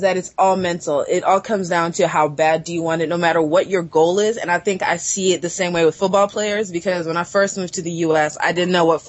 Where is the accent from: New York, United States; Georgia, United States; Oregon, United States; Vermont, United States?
Georgia, United States; Atlanta; also born or lived in Southern Africa; now in Toronto, Canada; I know I don't sound Canadian. And I'm not American either, even though I sound American. I was born and raised in Southern Africa, but I grew up in Atlanta, Georgia.